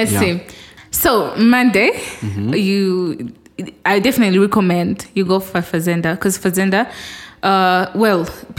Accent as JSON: {"language": "English", "country": "Rwanda", "said": "people from Rwanda, we are the second in Africa in alcohol consumption."}